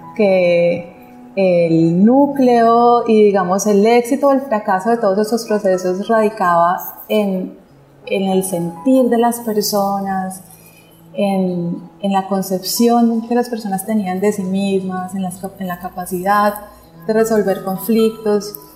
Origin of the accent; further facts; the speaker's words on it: Pereira, Risaralda, Colombia; cuando yo nací en Pereira, digamos que yo digo que mi cuerpo físico eh, es de la zona cafetera y amo esa región, honro mi linaje